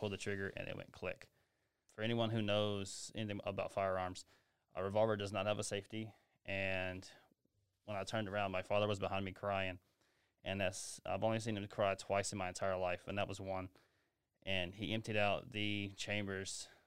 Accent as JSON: {"language": "English", "town": "Greensboro", "region": "Alabama", "country": "United States", "moved": "as an adult", "said": "I'm from Greensboro, Alabama"}